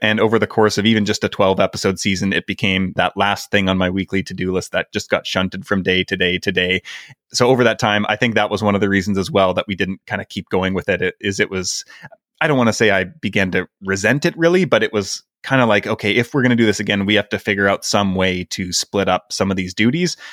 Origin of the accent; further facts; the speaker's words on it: Canada; moved away; I'm Canadian